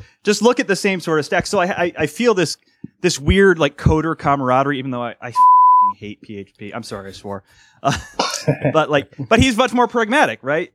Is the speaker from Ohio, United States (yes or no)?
yes; Cleveland, Ohio, United States; I'm from Ohio, right? So I'm from Cleveland